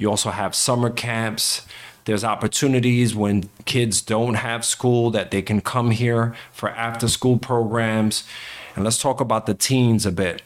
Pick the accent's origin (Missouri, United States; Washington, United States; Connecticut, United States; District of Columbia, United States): Connecticut, United States; Stratford; we're in my hometown of Stratford